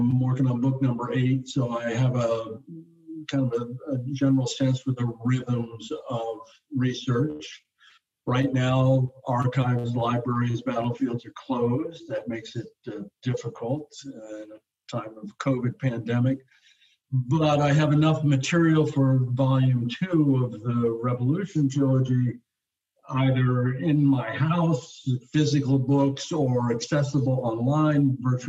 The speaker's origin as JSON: {"language": "English", "town": "Munich", "region": "Bavaria", "country": "Germany", "tie": "born there", "also_born_or_lived": "Hawaii, United States", "said": "I'm a Europeanist. I was born in Munich. I lived in Europe for a number of years."}